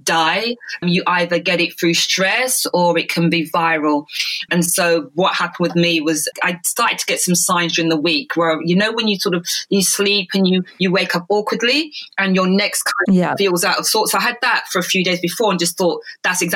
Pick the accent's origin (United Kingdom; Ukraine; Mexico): United Kingdom; London; also born or lived in Jamaica; I grew up in London in the UK